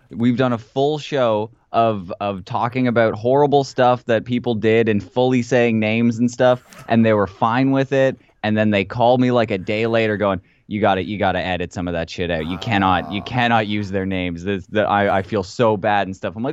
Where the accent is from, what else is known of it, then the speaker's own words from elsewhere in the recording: Canada; We just like to punch each other in the face because we're Canadian